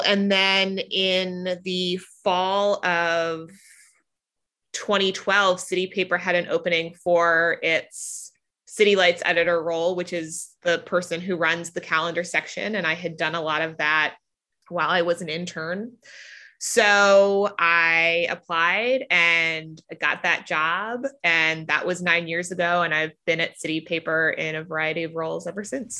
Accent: Silver Spring, Maryland, United States; also born or lived in Boston; now in Washington, D.C., United States; I hail from just outside Washington, D.C. I'm from Silver Spring, Maryland, and read the city paper in high school

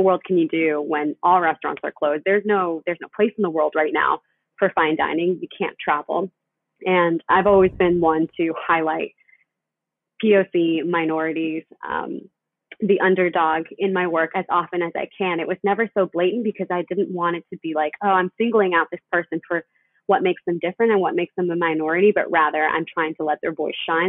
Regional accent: Panama City, Panama; now in United States; I'm originally from Panama City, Panama. I'm an immigrant.

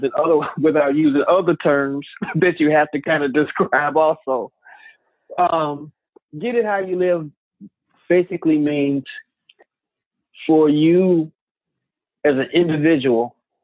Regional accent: Midwest, United States; growing up in the Midwest, where all of these different influences were on me

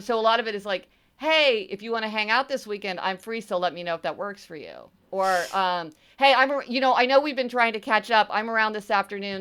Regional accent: Missouri, United States; I'm from Missouri, right? This is the show me state

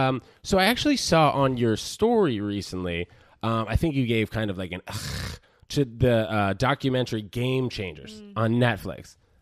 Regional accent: New York, United States; also born or lived in New Jersey; I was born there. I grew up in New Jersey for 6 weeks before I moved to New York, before I hopped over the pond, I suppose.

